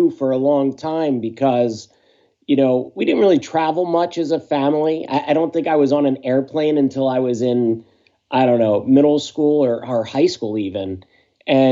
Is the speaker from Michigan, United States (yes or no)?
no; Tinton Falls, New Jersey, United States; also born or lived in Philadelphia, Pennsylvania; I was born in Philadelphia, Pennsylvania. But when I was about six, we moved to Tinton Falls, New Jersey. And that's where I grew up